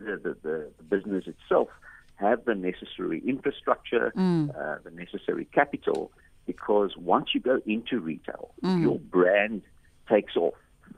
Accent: South Africa; because we are South African, the company is locally owned and managed

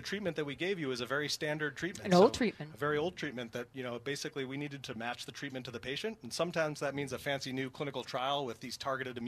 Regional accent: Swampscott, Massachusetts, United States; I grew up in Swampscott, Mass, right on the lid

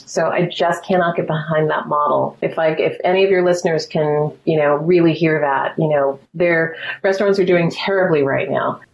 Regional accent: Altadena, California, United States; also born or lived in Mount Vernon, New York; I grew up in Altadena

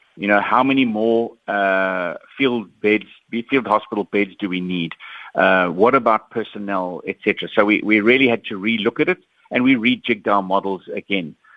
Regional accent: South Africa; I'm a South African

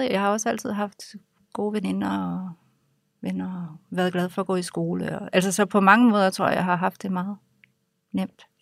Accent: Aarhus, Central Denmark Region, Denmark; Jeg er vokset op i Aarhus øh, med to gymnasielærerforældre.

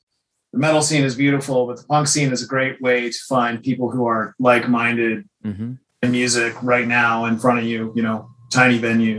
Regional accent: North Idaho, United States; now in Seattle, United States; I grew up in North Idaho.

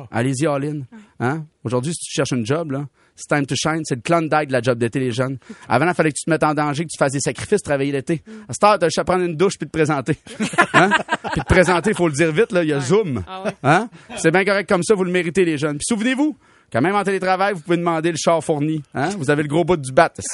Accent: Saint-Joseph-de-Kamouraska, Quebec, Canada; je viens de Saint-Joseph-de-Kamouraska.

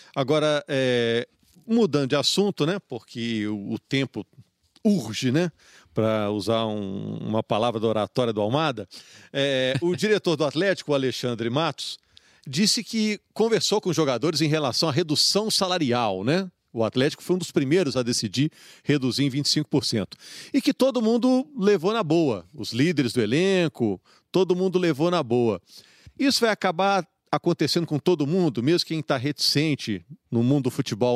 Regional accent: Juiz de Fora, Minas Gerais, Brazil; now in Belo Horizonte, Brazil; eu sou de Juiz de Fora.

